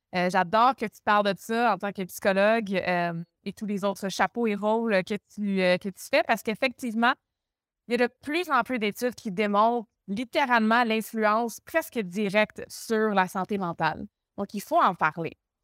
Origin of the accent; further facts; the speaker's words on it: Montreal, Quebec, Canada; accent: Québécois; moved away; Je viens de Montréal au Québec.